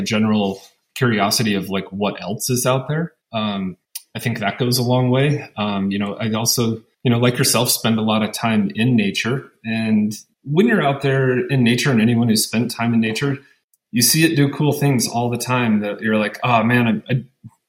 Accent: Western Montana, United States; also born or lived in Seattle, Washington / Utah; now in La Verkin, Utah, United States; was born and raised in Montana, in Western Montana

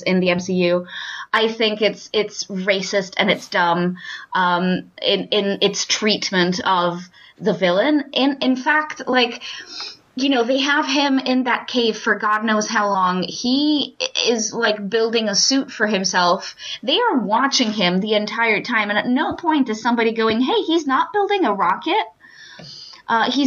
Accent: London, United Kingdom; as a Londoner, not as a Croydoner, but as a Londoner

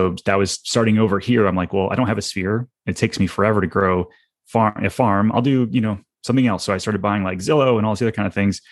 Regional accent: Detroit, Michigan, United States; now in Orlando, United States; I'm not originally from Orlando. And so I'm from Detroit originally

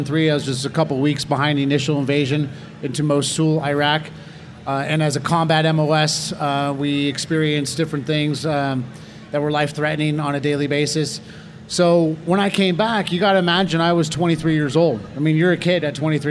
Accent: Northern California, United States; I was from Northern California, so I had older brothers

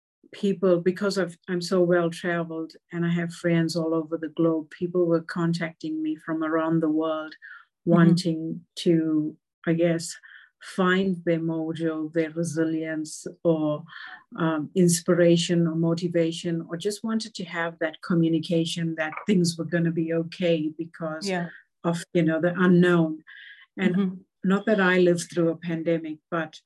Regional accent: South Africa; also born or lived in New Zealand; now in Australia; growing up in South Africa

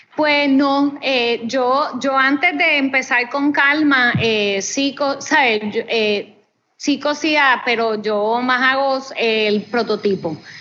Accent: Puerto Rico

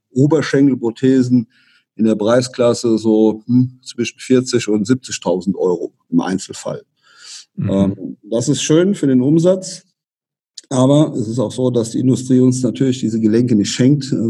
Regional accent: Rhineland-Palatinate, Germany; Also wir hier, ich persönlich bin ja aus dem Westerwald, da ist das noch relativ überschaubar

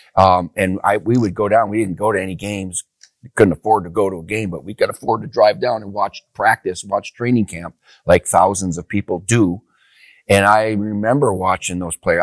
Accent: Upper Peninsula, Michigan, United States; I grew up back in Upper, Upper Peninsula, Michigan

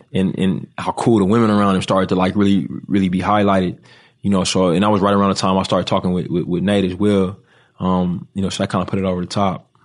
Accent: United States; as an American

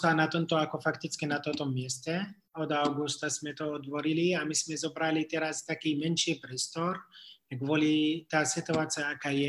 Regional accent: Jerusalem, Palestine; Slovak is a second language; now in Jordan; Ja, ako, ja ako pôvodom pochádzam z Jeruzalemu. Ale e, my sme museli ako ísť a teraz žijeme ako v Jordánsko tak

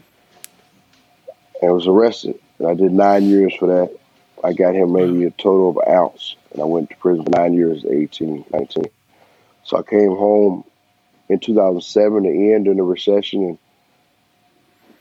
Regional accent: Bowling Green, Kentucky, United States; I'm originally from Bowling Green, Kentucky, which I was born and raised

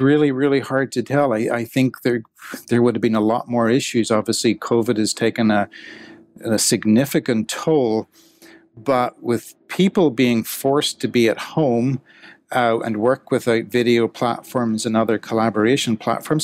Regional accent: Ireland; moved away as an adult; also born or lived in Scotland / Manchester; I grew up in Ireland in the seventies and eighties

